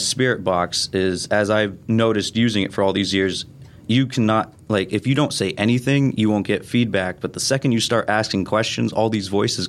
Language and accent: English; Shickshinny, Pennsylvania, United States; I'm from Shikshini.